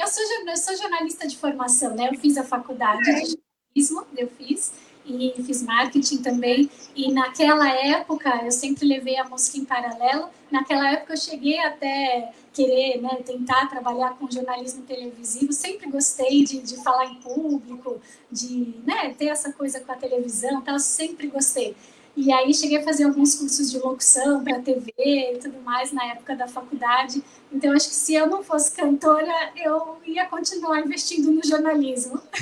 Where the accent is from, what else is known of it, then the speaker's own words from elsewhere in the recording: São Bernardo do Campo, São Paulo, Brazil; now in São Paulo, Brazil; Eu moro em São Paulo, mas eu sou nascida em São Bernardo